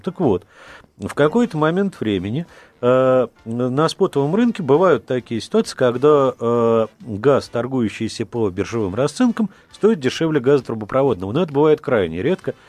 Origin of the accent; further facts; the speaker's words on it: Crimea, Ukraine; я дочка, дочь офицера, я крымчанка